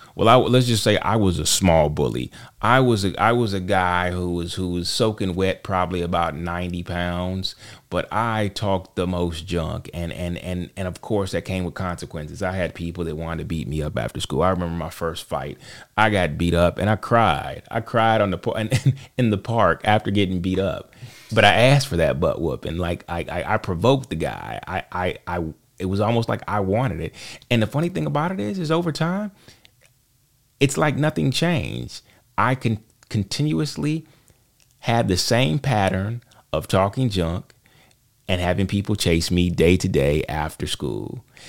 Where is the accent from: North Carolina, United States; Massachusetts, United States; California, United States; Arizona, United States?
North Carolina, United States; Charlotte; I am from Charlotte, North Carolina. Uh, I I have been here all my life